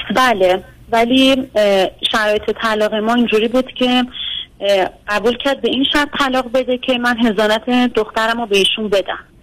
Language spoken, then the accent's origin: Persian; Tehran Province, Iran; ما که تهرانیم